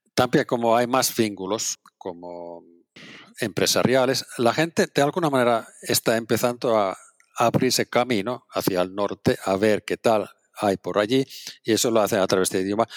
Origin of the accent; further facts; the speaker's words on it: Oulainen, North Ostrobothnia, Finland; Spanish is a second language; moved away as an adult; now in Barcelona, Spain; es mi pueblo yo soy de un pueblo bastante pequeño, se llama Oulainen